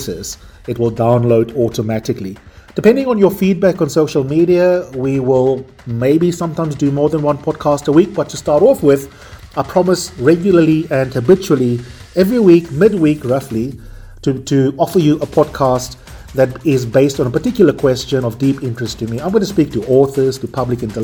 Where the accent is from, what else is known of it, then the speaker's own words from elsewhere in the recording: South Africa; based in Johannesburg, South Africa, which is also my home country